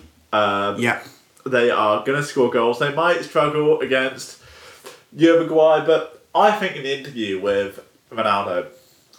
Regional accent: England, United Kingdom; I'm too English

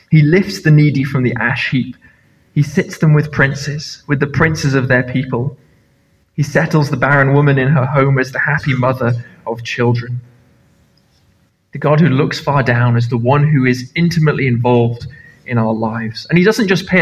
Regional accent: Nepal; now in Carloway, United Kingdom; I grew up in Nepal

